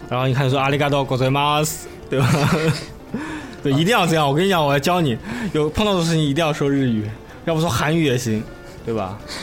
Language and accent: Chinese; China; 像我们中国人比较害怕。